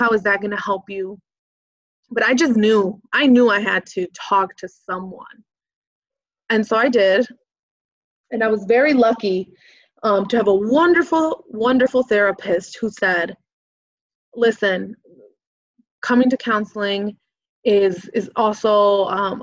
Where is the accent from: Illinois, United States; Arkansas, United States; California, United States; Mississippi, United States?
Illinois, United States; Chicago; also born or lived in Waukegan, Illinois; I grew up in Chicago, back of the Yards neighborhood, and then eventually moved to Waukegan